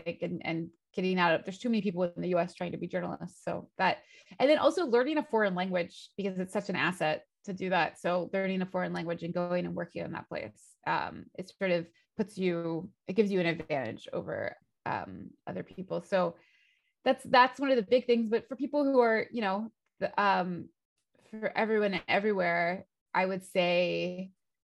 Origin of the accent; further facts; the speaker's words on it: United States; moved away; as an American, because that's what I am